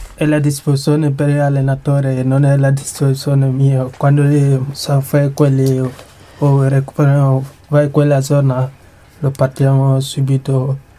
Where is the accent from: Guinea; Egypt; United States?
Guinea; Kankan; Italian is a second language; now in Italy; la regione vengo dalla Kanka